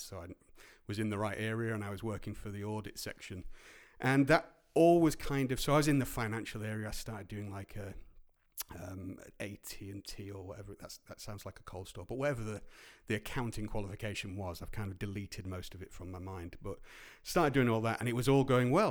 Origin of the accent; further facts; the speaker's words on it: Grimsby, Yorkshire and the Humber, United Kingdom; moved away; also born or lived in Cleethorpes; growing up in Grimsby and Cleethorpes